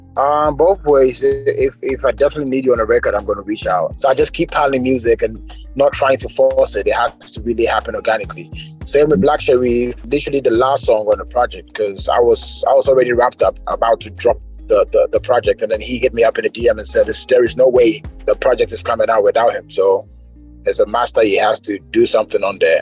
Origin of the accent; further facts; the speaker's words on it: Ghana; as a Ghanaian